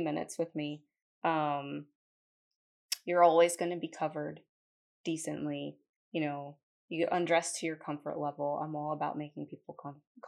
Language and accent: English; New Jersey, United States; moved away as an adult; also born or lived in Concord, North Carolina / Denver, North Carolina; now in Kannapolis, United States; I am originally from New Jersey